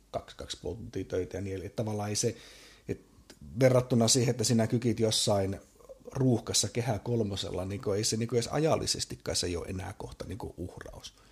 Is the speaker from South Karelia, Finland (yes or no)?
yes; Imatra, South Karelia, Finland; moved away; itse ex-imatralaisen ja muutenkin Imatraa pelastavana patriottina